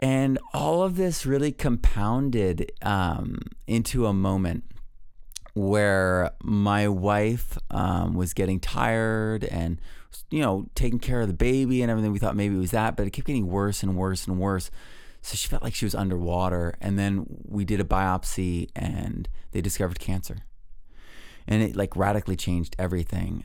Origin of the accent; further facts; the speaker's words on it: New England, United States; I grew up in New England